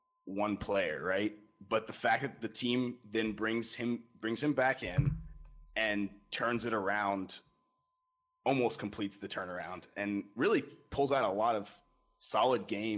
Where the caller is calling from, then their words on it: Bradford, Pennsylvania, United States; Well, I am calling from Pennsylvania.